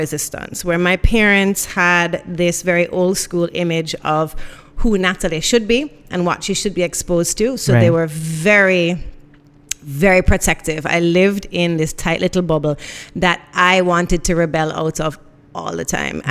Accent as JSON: {"language": "English", "country": "Jamaica", "tie": "born or raised there", "also_born_or_lived": "Miami, United States / Guelph, Canada", "said": "Born in Miami, but there's no parts of me that's not Jamaican. You know, went to school all my life out here"}